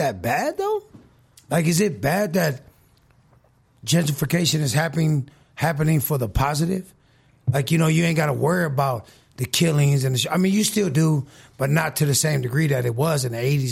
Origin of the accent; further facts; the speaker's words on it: San Francisco, California, United States; I'm part of Lakeview too, man. My family went to Sheridan. I grew up on Minerva.